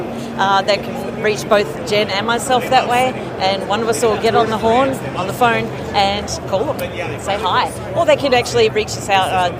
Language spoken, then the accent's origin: English; Melbourne, Victoria, Australia; moved away as an adult; now in Colorado, United States; Melbourne, Australia